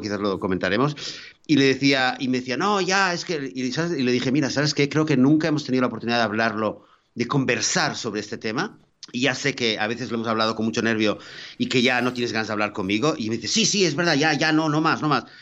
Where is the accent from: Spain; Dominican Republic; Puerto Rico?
Spain; moved away; pues yo soy español